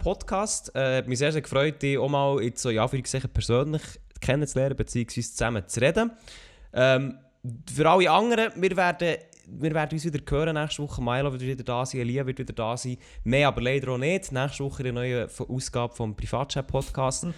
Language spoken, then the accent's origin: German; Switzerland; als Schweizer auf YouTube etwas gross zu reissen, also mit schweizerdeutschem Content, ist nicht einfach